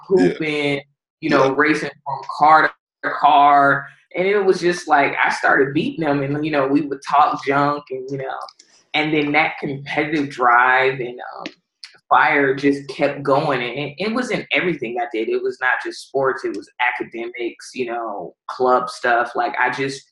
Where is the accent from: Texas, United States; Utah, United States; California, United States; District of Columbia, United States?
California, United States; Los Angeles; also born or lived in Palmdale, California / Texarkana; I'm from Pacoima, California, and I played my high school ball in Palmdale, California